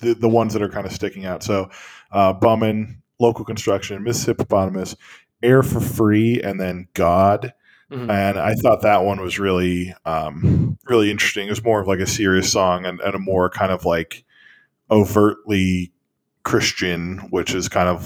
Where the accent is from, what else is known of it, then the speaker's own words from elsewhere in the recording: Northeast Ohio, United States; Being from Northeast Ohio